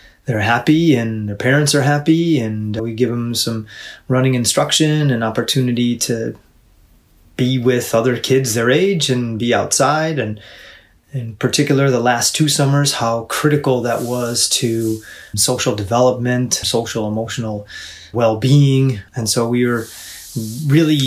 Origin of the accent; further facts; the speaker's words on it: New York, United States; moved away as an adult; now in Illinois, United States; I'm from New York State